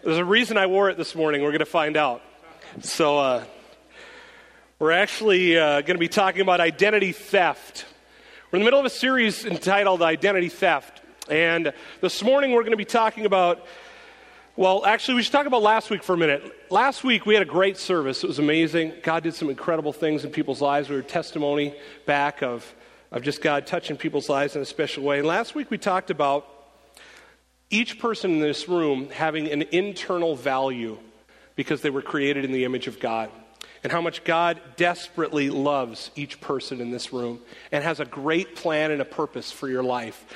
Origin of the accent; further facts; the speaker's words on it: North Dakota, United States; I'm from North Dakota